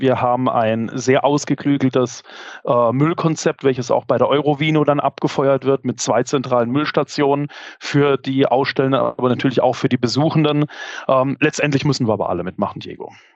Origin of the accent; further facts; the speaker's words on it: Karlsruhe, Baden-Württemberg, Germany; als Karlsruher